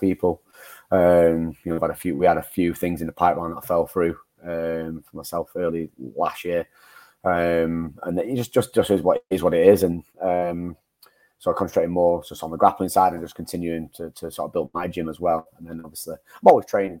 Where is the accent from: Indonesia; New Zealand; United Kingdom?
United Kingdom; Manchester, North West England; sort of in my hometown. I suppose uh, I've, I've fought in Manchester quite a lot.